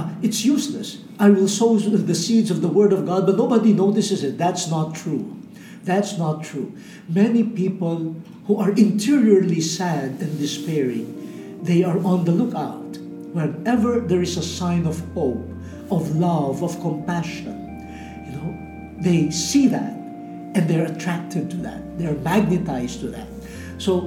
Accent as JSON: {"language": "English", "country": "Philippines", "said": "I speak as a Filipino from Asia"}